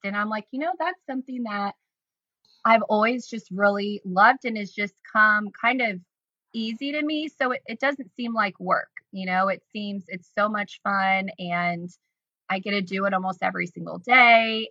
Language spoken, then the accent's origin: English; Decatur, Illinois, United States; also born or lived in Chicago, Illinois; I grew up in Decatur, Illinois